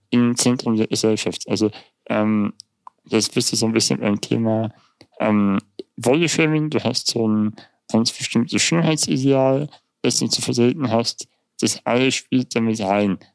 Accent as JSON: {"language": "German", "country": "Germany", "also_born_or_lived": "Munich", "said": "bei uns in Deutschland"}